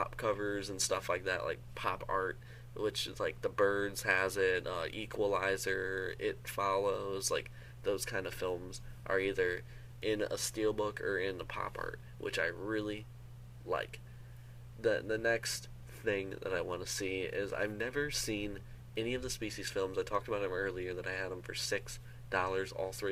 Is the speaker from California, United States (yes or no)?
no; Michigan, United States; also born or lived in Seattle, Washington, United States; I live in Michigan. I'm originally from Seattle. I moved here when I was like 6 or 7 years old